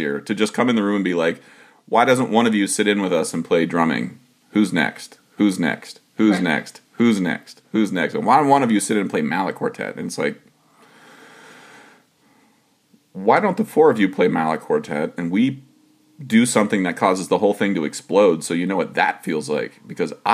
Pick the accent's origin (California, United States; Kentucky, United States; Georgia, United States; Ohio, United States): Ohio, United States; I'm a man from Ohio